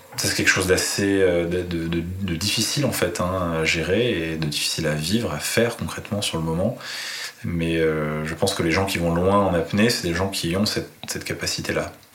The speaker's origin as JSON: {"language": "French", "town": "Paris", "region": "Île-de-France", "country": "France", "tie": "born or raised there", "moved": "as an adult", "lives_now": "Nice, France", "said": "j'ai grandi à Paris. Donc euh, j'ai passé 35 ans"}